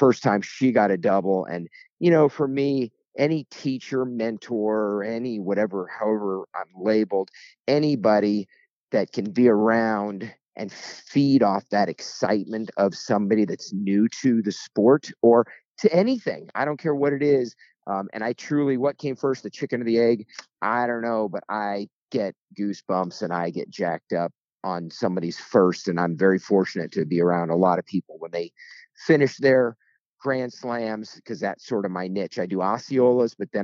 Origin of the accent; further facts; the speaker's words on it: Springfield, Illinois, United States; moved away as an adult; also born or lived in Colorado; now in Florida, United States; Born and raised in Springfield, Illinois